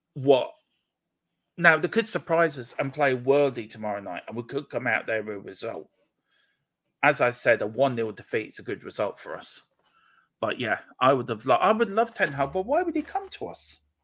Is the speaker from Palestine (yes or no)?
no; Gorey, Leinster, Ireland; also born or lived in Donegal; I'm from Wexford, um, a little place called Gorey in the south, sunny southeast